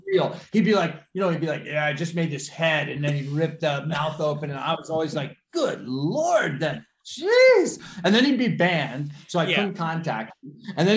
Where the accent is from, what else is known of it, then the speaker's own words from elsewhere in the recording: the Catskills, New York, United States; we grew up here in the Catskills